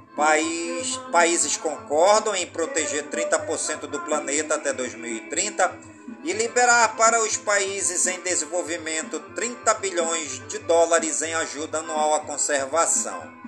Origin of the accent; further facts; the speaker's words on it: Careiro da Várzea, Amazonas, Brazil; em todas as comunidades do Careiro da Várzea, minha cidade natal